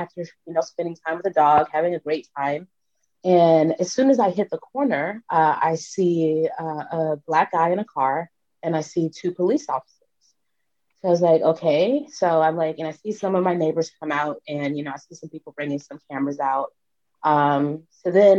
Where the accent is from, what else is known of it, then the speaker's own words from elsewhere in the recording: Orangeburg, South Carolina, United States; I grew up in Orangeburg, South Carolina.